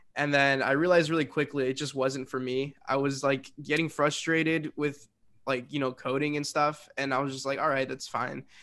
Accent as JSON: {"language": "English", "town": "Westchester", "region": "Illinois", "country": "United States", "said": "I am from Westchester, Illinois, which is a small little suburb"}